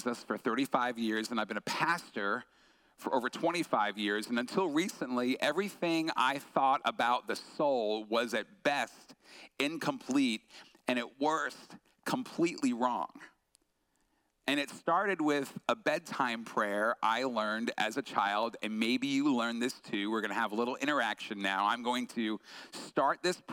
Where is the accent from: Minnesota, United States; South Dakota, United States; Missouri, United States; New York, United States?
New York, United States; Long Island; I grew up on Long Island, New York, so East Coast